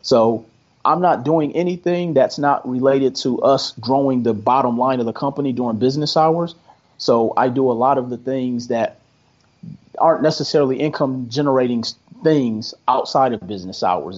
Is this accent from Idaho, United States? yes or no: no; Milwaukee, Wisconsin, United States; moved away as an adult; now in Las Vegas, United States; I'm originally from Milwaukee, Wisconsin. Been in Las Vegas since 2005.